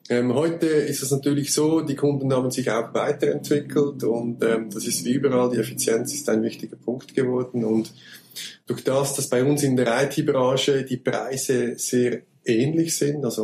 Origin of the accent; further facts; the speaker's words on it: Switzerland; Äh, wie man es hört, komme ich aus der Schweiz.